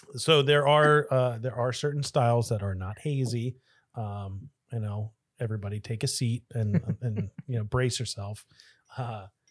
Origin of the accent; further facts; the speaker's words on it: Delaware County, Pennsylvania, United States; moved away; I am from Delco, originally